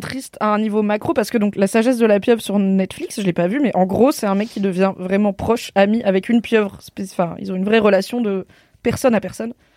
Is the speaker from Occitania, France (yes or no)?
no; Drôme, Auvergne-Rhône-Alpes, France; château de Grignan, c'est donc dans la Drôme là où j'ai grandi